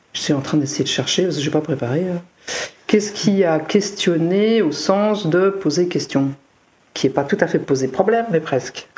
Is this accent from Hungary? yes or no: no; Seine-Saint-Denis, Île-de-France, France; born or raised there; moved away